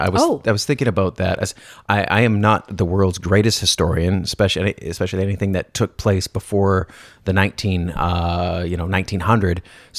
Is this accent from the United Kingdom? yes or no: no; Canada; I don't speak French, and I'm Canadian